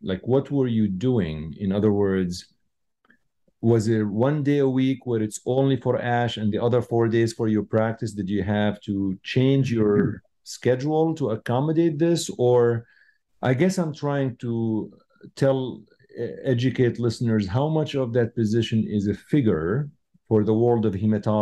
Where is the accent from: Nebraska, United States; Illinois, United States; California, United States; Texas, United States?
Illinois, United States; Chicago; I'm from Chicago